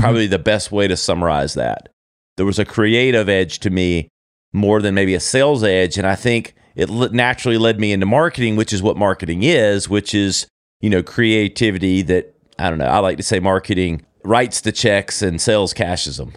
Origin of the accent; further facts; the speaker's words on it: Easley, South Carolina, United States; moved away; also born or lived in Greenville, South Carolina; born and, and brought up in a small little town called Easley, South Carolina